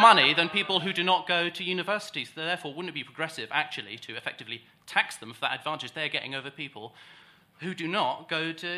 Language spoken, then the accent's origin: English; Scotland, United Kingdom; accent: broad Scottish; I'm actually from Scotland. You can probably tell from my broad Scottish accent.